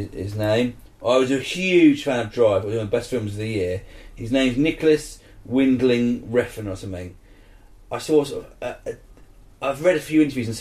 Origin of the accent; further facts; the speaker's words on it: Isle of Wight, South East England, United Kingdom; I'm from the Isle of Wight